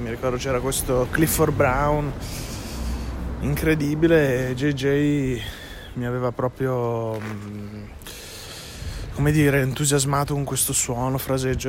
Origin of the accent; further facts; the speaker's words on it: Minerbio, Emilia-Romagna, Italy; also born or lived in Bentivoglio; now in Ferrara, Italy; sono cresciuto in banda a Minerbio, del mio paese